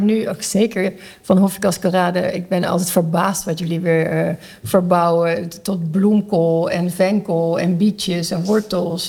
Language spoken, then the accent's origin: Dutch; Netherlands; moved away as an adult; now in Curaçao; ik ben in Nederland opgegroeid